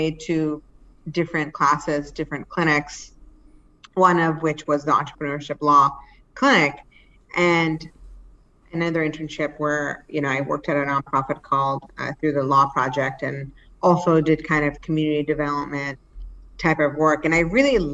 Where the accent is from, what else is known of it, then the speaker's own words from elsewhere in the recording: Cambridge, Massachusetts, United States; also born or lived in Pakistan; we were able to, you know, find our way to Cambridge